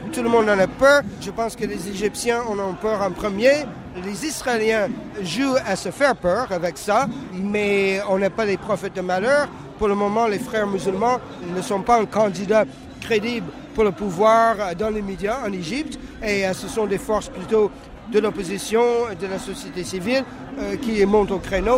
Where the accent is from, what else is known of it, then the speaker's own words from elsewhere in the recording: Canada; first language English; French is a second language; now in France; Je suis anglophone d'origine, mais je viens du Canada.